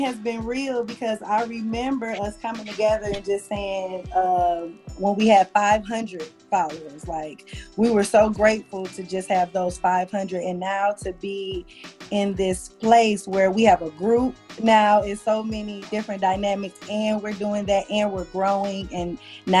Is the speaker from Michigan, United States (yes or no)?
yes; Detroit, Michigan, United States; now in Las Vegas, United States; I'm from Detroit. So I moved out here with one of my childhood friends